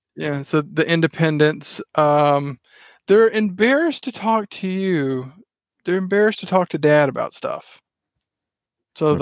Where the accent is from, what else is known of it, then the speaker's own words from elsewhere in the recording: Mississippi, United States; accent: Southern; now in Texas, United States; you probably tell by how I talk, I am from the South, originally from Mississippi, live in Texas now